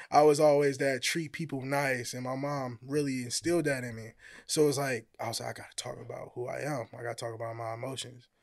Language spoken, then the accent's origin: English; Hammond, Indiana, United States; moved away as an adult; I'm from Hammond, Indiana. So, uh, I came out here probably like a year ago.